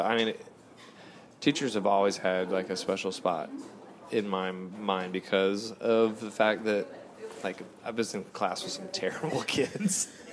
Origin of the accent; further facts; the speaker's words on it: Fayetteville, North Carolina, United States; also born or lived in California; I was born out in California, but then real early on, I was maybe like eight, and we moved to, to Fayetteville, North Carolina